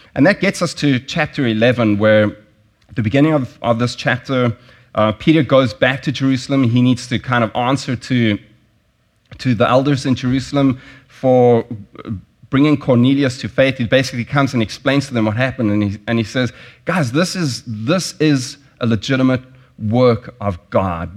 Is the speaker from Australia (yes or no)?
no; South Africa; moved away; I grew up in South Africa. I grew up during apartheid